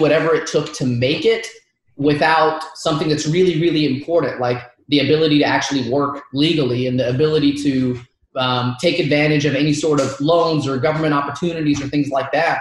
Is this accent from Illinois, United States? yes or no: no; Dalton, Georgia, United States; first language Arabic; English is a second language; I grew up in Dalton, Georgia.